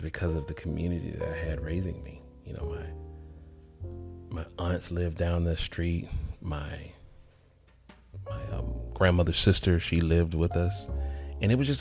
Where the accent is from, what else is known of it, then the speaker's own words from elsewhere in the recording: College Park, Georgia, United States; moved away as an adult; also born or lived in Atlanta, Georgia / Marco Island, Florida; I was born in Atlanta, Georgia, South Fulton Hospital, and but raised in College Park, Georgia, a suburb of Atlanta, where the airport is located